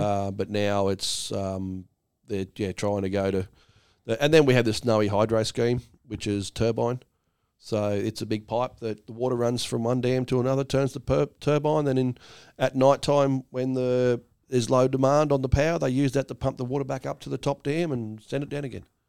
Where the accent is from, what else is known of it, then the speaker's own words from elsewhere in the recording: Australia; I'm Australian